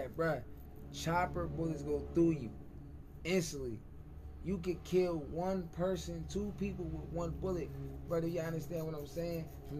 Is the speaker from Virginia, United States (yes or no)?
no; Buffalo, New York, United States; I'm from Buffalo.